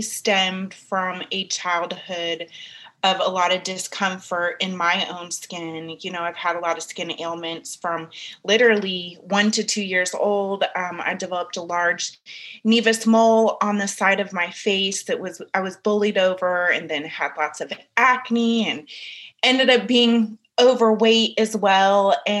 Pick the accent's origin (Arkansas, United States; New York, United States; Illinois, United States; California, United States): California, United States; San Francisco; growing up in Northern California and in San Francisco, which is diverse to some degrees, but it's very different diversity than the South where I live now.